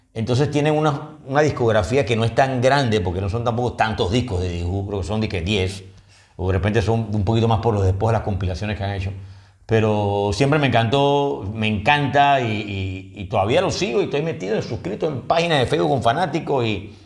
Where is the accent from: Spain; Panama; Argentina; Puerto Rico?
Panama; somos de Panamá